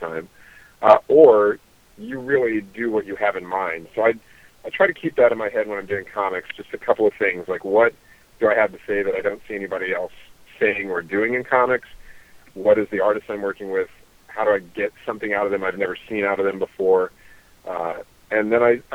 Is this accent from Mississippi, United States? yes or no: yes; Mississippi, United States; I was born in Mississippi